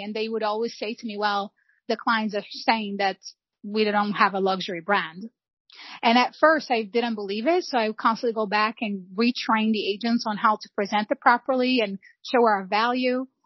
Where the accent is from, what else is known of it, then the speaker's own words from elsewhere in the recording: São João de Meriti, Rio de Janeiro, Brazil; now in United States; I was born and raised in Rio de Janeiro.